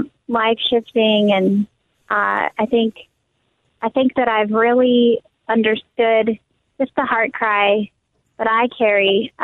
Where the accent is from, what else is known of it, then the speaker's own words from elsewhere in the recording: California, United States; we're here from California very intentionally